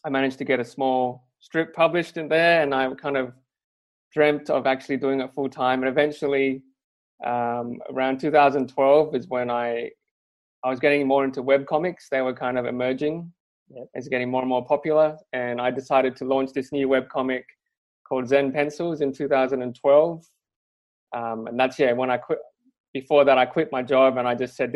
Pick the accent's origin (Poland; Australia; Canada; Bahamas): Australia; Perth, Western Australia; I'm from Perth. I grew up in Perth, which is even smaller than Melbourne and Sydney